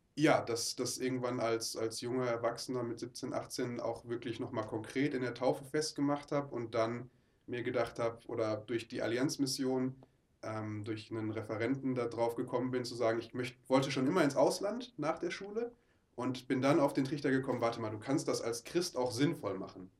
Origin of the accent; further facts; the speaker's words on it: Oberhausen, North Rhine-Westphalia, Germany; moved away; Ich komme aus Oberhausen, ah. ähm, bin da geboren und groß geworden